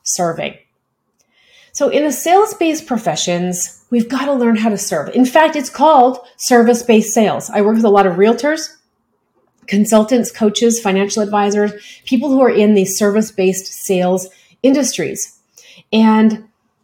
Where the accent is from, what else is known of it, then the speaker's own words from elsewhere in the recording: Canada; I'm a Canadian